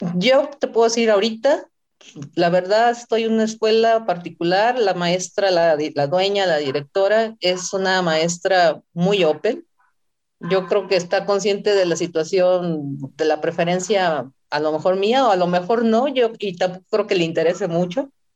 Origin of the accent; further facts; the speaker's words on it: Sinaloa, Mexico; moved away as an adult; now in Mexico City, Mexico; iba a la ciudad, de, Sinaloa, iba a mi tierra natal